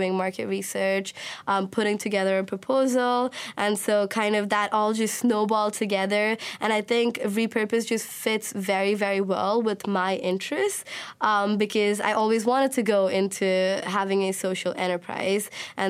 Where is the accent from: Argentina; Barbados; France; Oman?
Oman; also born or lived in India; I was born in India, but I grew up in the Middle East. I grew up in Oman.